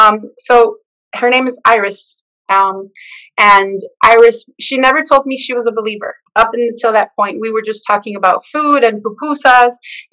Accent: El Salvador; And I connected with her because I'm from El Salvador.

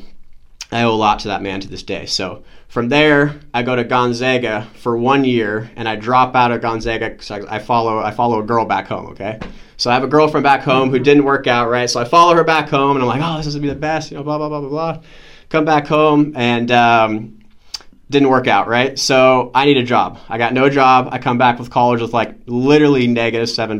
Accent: Edmonds, Washington, United States; I'm from Edmonds, Washington, so nice local kid

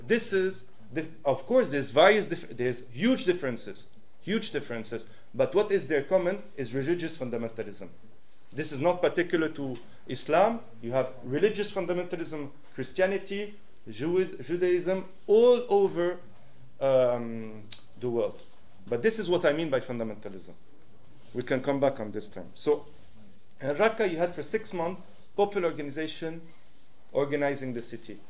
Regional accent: Switzerland; English is a second language; also born or lived in Syria; I'm Syrian Swiss and I grew up in Switzerland

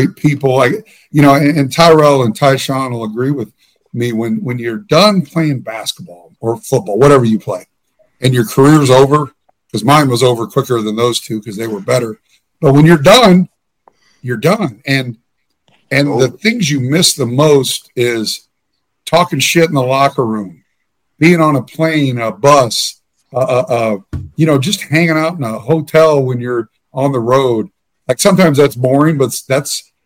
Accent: Leawood, Kansas, United States; I'm from Leawood, Kansas

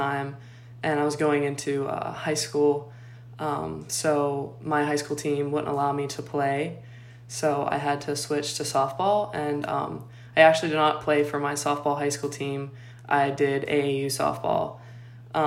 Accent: Pittsburgh, Pennsylvania, United States; I'm from Pittsburgh, Pennsylvania, and I grew up playing baseball with the boys

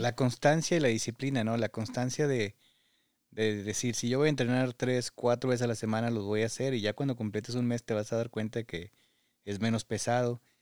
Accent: Parras de la Fuente, Coahuila, Mexico; now in Michigan, United States; Parras, de donde yo soy

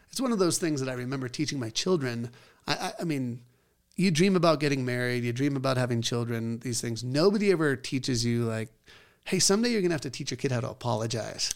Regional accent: Scotland, United Kingdom; I'm Scottish.

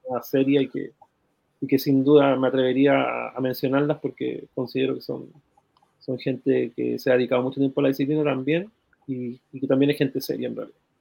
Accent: Iquique, Tarapacá, Chile; moved away as an adult; now in Santiago, Chile; Yo soy iquiqueño y mm, nacido y criado en Iquique

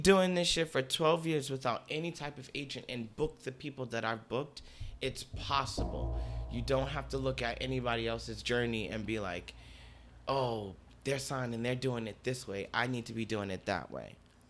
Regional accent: Newark, New Jersey, United States; now in Bronx, United States; And I'm from Newark.

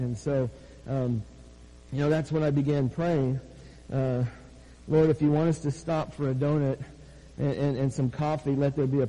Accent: Oregon, United States; moved away; We're from Oregon. We're not from Portland, but we're from Oregon, and there's a difference.

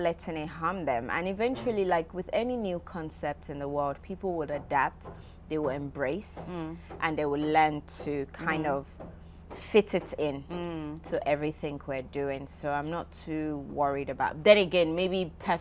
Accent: Nigeria; I'm a Nigerian woman.

